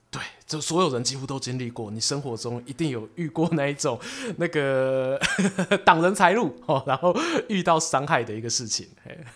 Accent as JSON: {"language": "Chinese", "country": "Taiwan", "said": "我们台湾人"}